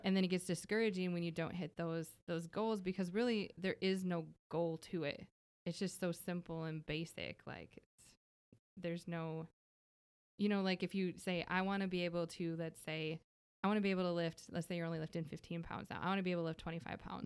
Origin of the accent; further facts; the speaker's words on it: Minnesota, United States; now in Texas, United States; I'm originally from Minnesota, though, so I'm not from here